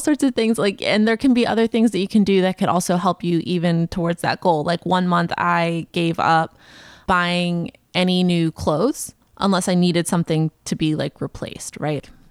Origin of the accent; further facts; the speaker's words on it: the South, United States; moved away; I grew up in the South